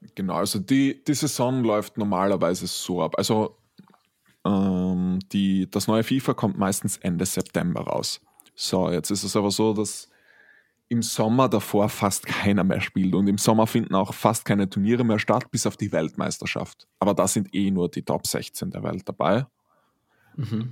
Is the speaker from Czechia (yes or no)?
no; Styria, Austria; einer der größten Zeitungen in der Steiermark, ähm, habe ich einmal eine komplette Seite bekommen als Steirer des Tages.